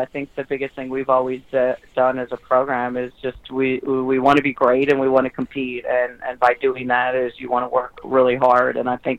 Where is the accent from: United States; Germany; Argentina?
United States; Iowa; You know, when you talk about growing up there